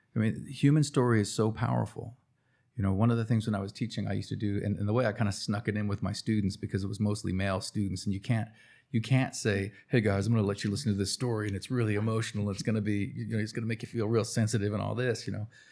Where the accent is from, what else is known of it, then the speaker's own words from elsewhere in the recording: New Jersey, United States; now in Cherokee, North Carolina, United States; Mom took my sister and I to New Jersey